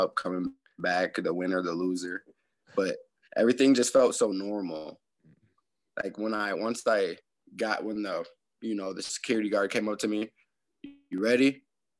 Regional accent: Janesville, Wisconsin, United States; also born or lived in Beloit, Wisconsin / New Orleans, Louisiana / Houston, Mississippi; I went to most of my elementary school and middle school, high school in Janesville, Wisconsin.

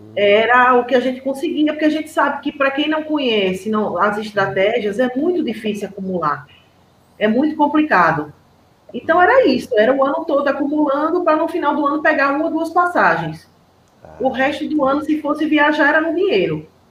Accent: Aracaju, Sergipe, Brazil; eu sou de Aracaju, Sergipe.

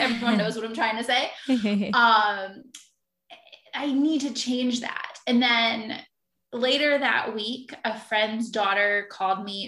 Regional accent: Philadelphia, Pennsylvania, United States; now in Virginia, United States; I'm originally from Philadelphia. I live in Virginia now

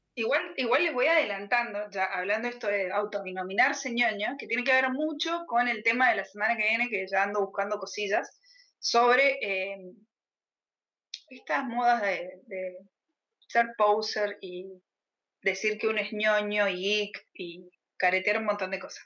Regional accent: Mendoza, Argentina; Soy de Mendoza también, pero estoy mucho más al

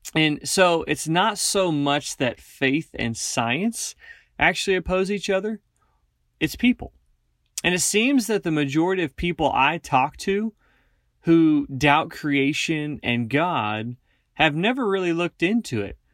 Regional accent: Northeast Kansas, United States; moved away as an adult; now in Wyoming, United States; I grew up in Northeast Kansas, and I now work for Stumo

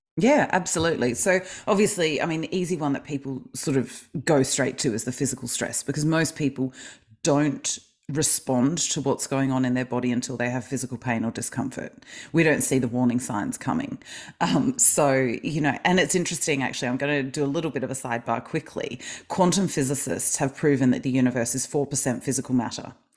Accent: Melbourne, Victoria, Australia; I am from Melbourne, Australia

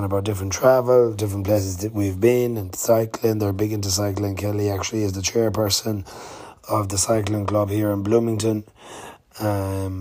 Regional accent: Swinford, Connacht, Ireland; I'm from Swinford, County Mayo

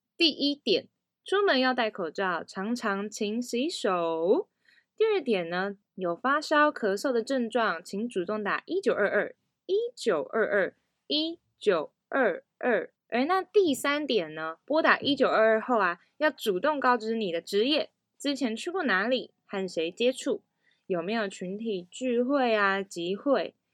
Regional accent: Taiparang and Antong communities, Hualien County, Taiwan; 我是来自太巴朗部落和安通部落的阿美族

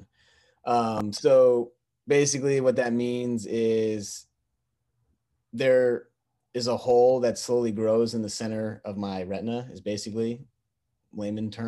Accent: New York City, New York, United States; I grew up in Brooklyn, New York.

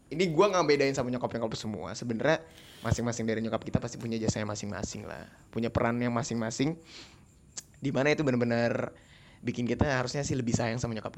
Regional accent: South Jakarta, Jakarta, Indonesia; gue dari Jakarta Selatan

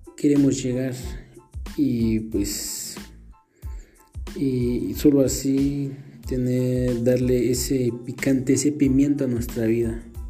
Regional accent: Santa Clara La Laguna, Sololá, Guatemala; soy de Santa Clara La Laguna, del departamento de Solola

